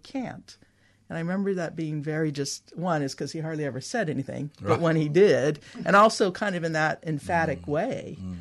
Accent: San Francisco Bay Area, California, United States; I grew up in the San Francisco Bay Area where the Black Panther Party was formed

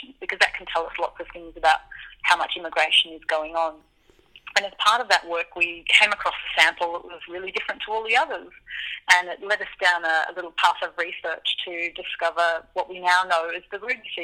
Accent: Melbourne, Victoria, Australia; I grew up diving in Melbourne

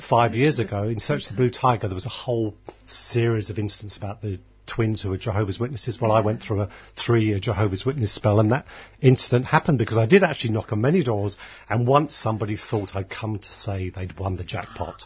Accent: Dublin, Leinster, Ireland; I was born in Dublin.

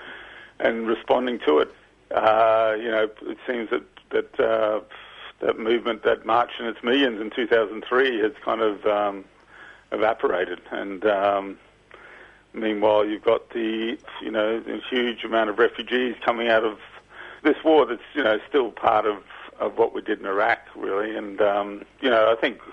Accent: Brisbane, Queensland, Australia; I come from Brisbane. I grew up in the back of Gallipoli Barracks

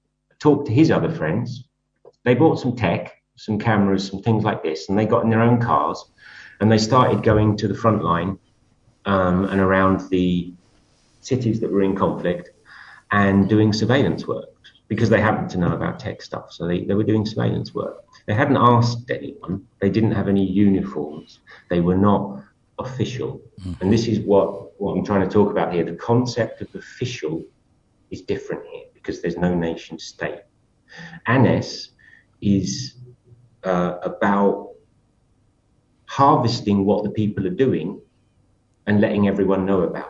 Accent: United Kingdom; moved away as an adult; I come from Britain and I've been in Europe a lot.

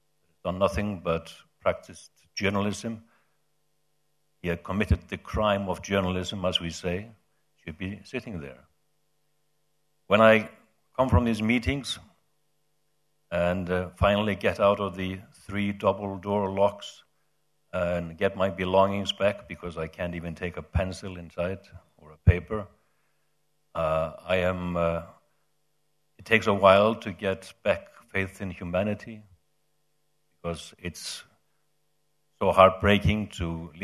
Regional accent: Iceland; my home country, Iceland

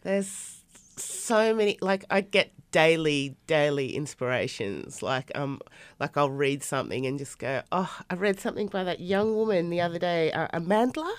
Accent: Australia; living in Australia and growing up in Australia

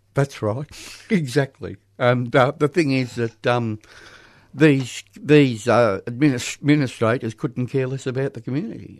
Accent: Thornbury, Victoria, Australia; I was brought up in Thornbury

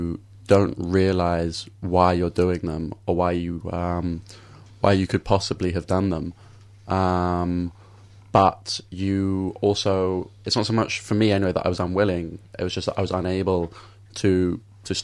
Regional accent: London, United Kingdom; I grew up in London

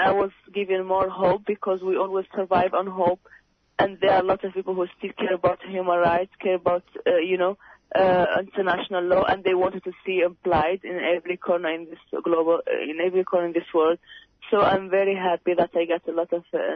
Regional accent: Western Sahara; now in Australia; We as Sahrawis, as I told you, we're from Africa

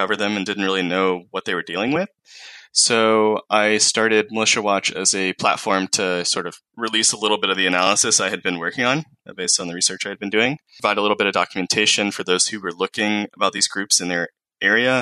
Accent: the South, United States; I grew up, I'm from the South in the U.S. I grew up here, I was born here

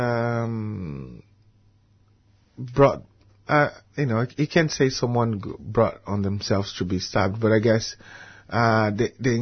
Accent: Brazil; moved away as an adult; now in Melbourne, Australia; I've been here for 16 years in Australia. I'm happy to feel as an Australian Brazilian expat, and all my old Brazilian friends

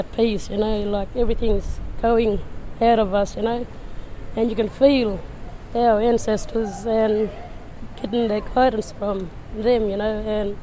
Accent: Yeelirrie, Western Australia, Australia; I grew up around Yeliri, Alban Downs, Jacobindy area

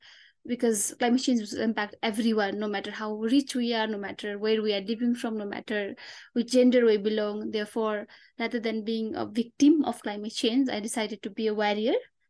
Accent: Solukhumbu, eastern Nepal, Koshi Province, Nepal; My hometown is Solukhumbu, which lies at the lap of Himalayas in eastern Nepal

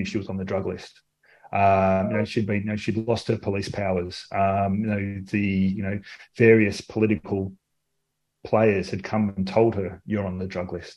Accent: Australia; accent: Australian; With my Australian accent

